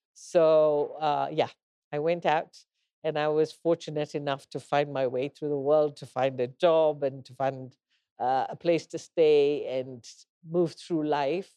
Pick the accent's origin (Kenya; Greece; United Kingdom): Kenya; I'm a Kenyan